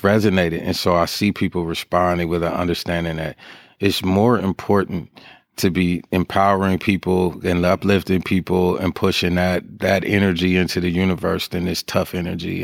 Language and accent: English; Sacramento, California, United States; I'm a Sacramento baby from birth. I was born at Methodist Hospital.